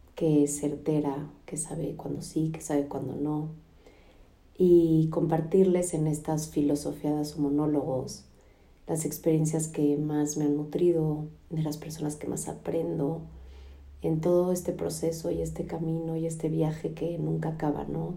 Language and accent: Spanish; Mexico; now in United States; en casa de mis papás. En México llegamos ayer de Estados Unidos para quedarnos cinco semanas aquí